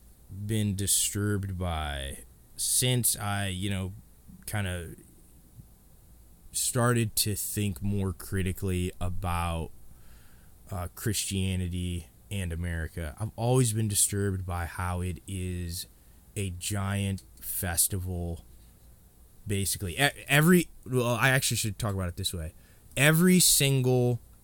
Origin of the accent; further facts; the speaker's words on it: Indiana, United States; and that's because, you know, I grew up in Indiana when they were, you know, Peyton Manning, Marvin Harrison, Reggie James, Reggie Wayne.